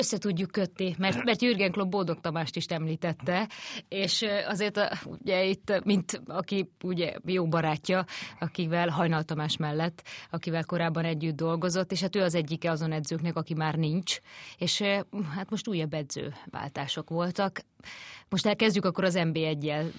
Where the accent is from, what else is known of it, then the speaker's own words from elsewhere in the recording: Hungary; mi is ott lehettünk ugye magyarként újságírók